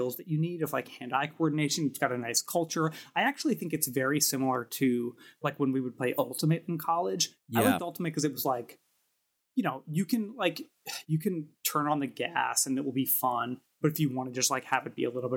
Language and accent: English; New York City, New York, United States; Brooklyn born and bred in Park Slope